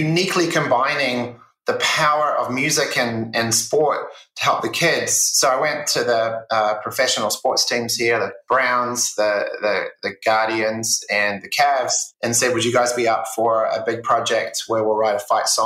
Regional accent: New Zealand; moved away as an adult; now in United States; I grew up in New Zealand, it's a small country, 5 million people

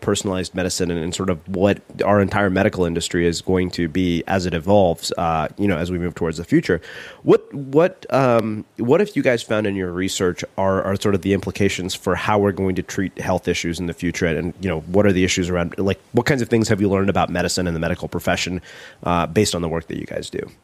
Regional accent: India; being Indian

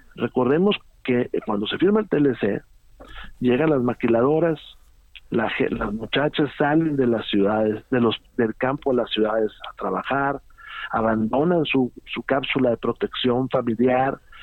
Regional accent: Saltillo, Coahuila, Mexico; mi tierra. Eh, Saltillo

